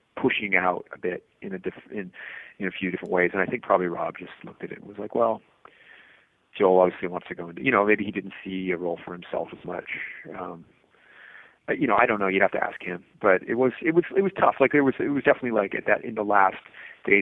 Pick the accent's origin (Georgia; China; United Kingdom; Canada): Canada; Lunenburg, Nova Scotia; also born or lived in Halifax; I grew up in Lunenburg till I was 12, and so that was a small town of 3,000 people, so Halifax always felt like the big city